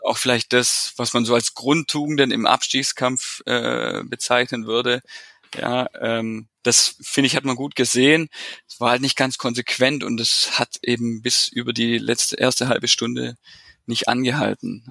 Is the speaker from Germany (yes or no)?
yes; Stuttgart area, Baden-Württemberg, Germany; also born or lived in Bremen; now in Stuttgart, Germany; komme äh, aus dem Umland von Stuttgart, aus dem Speckgürtel, äh, wohne jetzt seit sechs Jahren wirklich richtig in Stuttgart